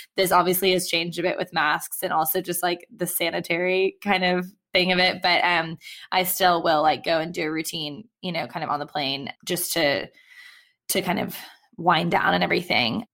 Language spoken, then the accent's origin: English; United States; now in London, United Kingdom; I am American, you know, living in London